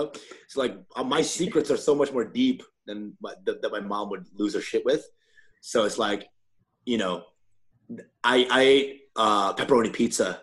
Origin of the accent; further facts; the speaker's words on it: Dallas, Texas, United States; moved away; Dallas, Texas.